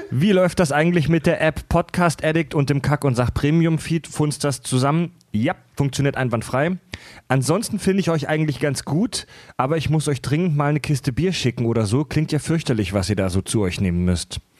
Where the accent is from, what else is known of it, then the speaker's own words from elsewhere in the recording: Pforzheim, Baden-Württemberg, Germany; Also ich glaube in meiner Heimat in, in, äh, in, in, ähm, in Pforzheim, genau zwischen Baden und Schwaben, das postapokalyptische Niemandsland zwischen Baden und Württemberg, da sagt man auch dreiviertel drei auf jeden Fall.